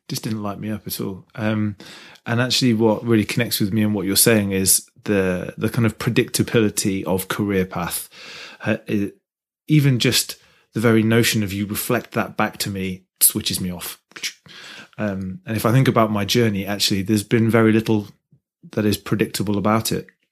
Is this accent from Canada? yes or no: no; Midlands, United Kingdom; I'm from the Midlands area